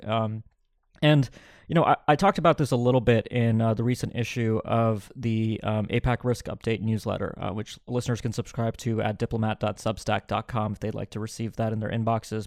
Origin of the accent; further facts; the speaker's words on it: United States; as an American